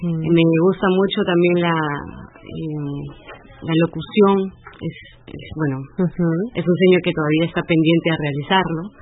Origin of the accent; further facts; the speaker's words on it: Lima, Peru; now in Stuttgart, Germany; eh, soy de Lima, Perú